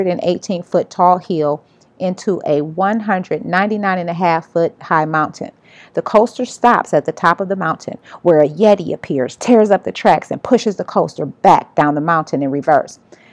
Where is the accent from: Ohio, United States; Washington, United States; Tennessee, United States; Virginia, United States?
Ohio, United States; Cleveland; I was born and raised in Cleveland, Ohio, only a 45-minute drive to Sandusky, Ohio